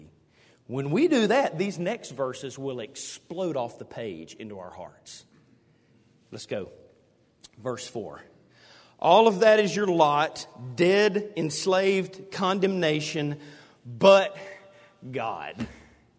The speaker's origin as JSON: {"language": "English", "town": "Hueytown", "region": "Alabama", "country": "United States", "tie": "born or raised there", "said": "growing up in Hueytown, we went to Taney Hill"}